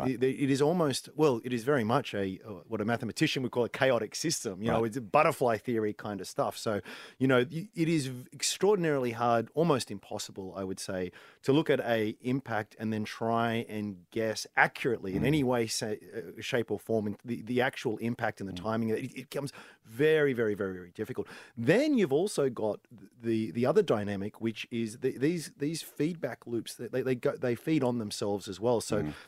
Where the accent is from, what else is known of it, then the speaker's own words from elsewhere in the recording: Australia; How can I profit or at least protect my downside as an Aussie investor?